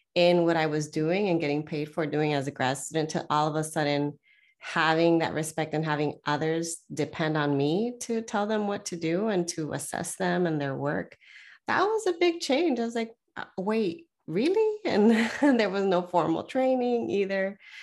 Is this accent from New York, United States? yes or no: no; Southern California, United States; born or raised there; moved away